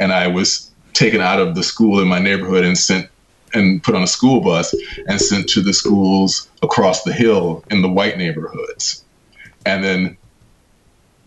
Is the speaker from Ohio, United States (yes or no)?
no; Los Angeles, California, United States; moved away as an adult; now in United Kingdom; I grew up in the heart of South Central. I grew up on 92nd and Figueroa